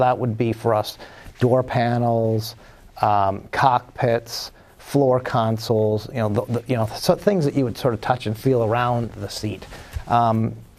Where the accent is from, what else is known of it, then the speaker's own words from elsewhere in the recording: Toronto, Ontario, Canada; moved away; I actually grew up in Toronto, so I'm from Canada originally.